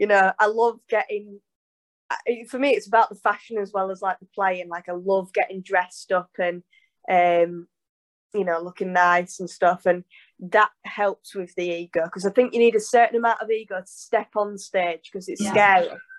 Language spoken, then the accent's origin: English; Yorkshire and the Humber, United Kingdom; I'm a Yorkshire lass, I can't hide that.